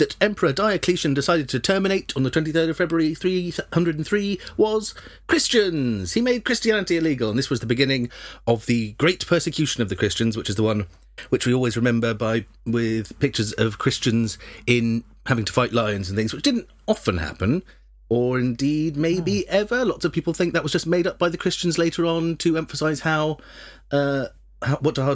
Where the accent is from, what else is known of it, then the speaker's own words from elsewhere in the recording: England, United Kingdom; I'm too English